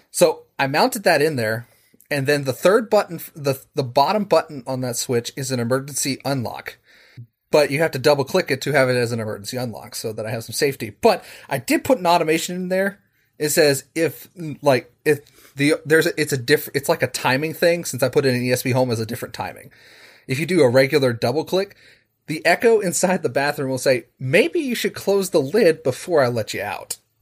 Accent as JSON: {"language": "English", "town": "Charleston", "region": "West Virginia", "country": "United States", "said": "I'm from Charleston, West Virginia, uh, over on the Eastern Seaboard."}